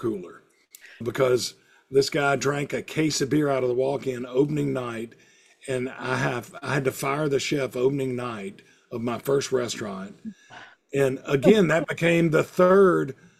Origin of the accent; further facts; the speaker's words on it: Hattiesburg, Mississippi, United States; also born or lived in Starkville, Mississippi; I kind of moved back to Hattiesburg, my hometown